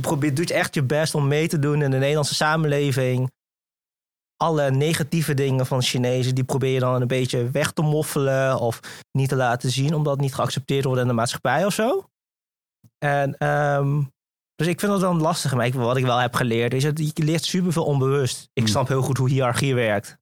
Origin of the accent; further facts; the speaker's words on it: Venlo, Limburg, Netherlands; also born or lived in Singapore; opgegroeid in eh, het eh, pittoreske Venlo